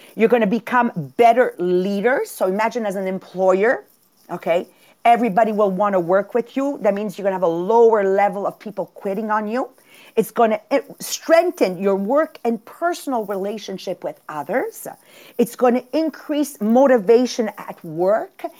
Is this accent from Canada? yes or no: no; Italy; born where I was born in Italy and raised the way I was raised